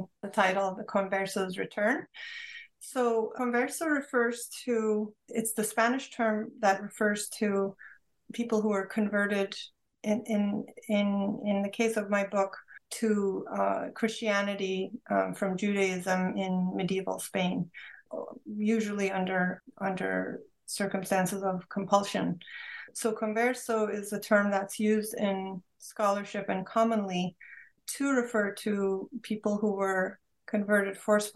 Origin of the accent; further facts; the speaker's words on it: Istanbul, Turkey; moved away; Growing up in Istanbul, Turkey, in a Turkish Jewish family, we had multiple languages around us, including Ladino